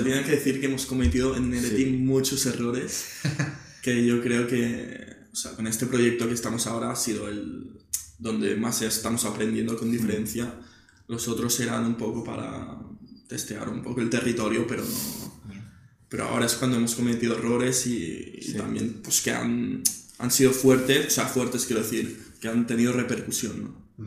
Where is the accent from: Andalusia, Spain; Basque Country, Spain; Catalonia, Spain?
Catalonia, Spain; Barcelona; también nací en Barcelona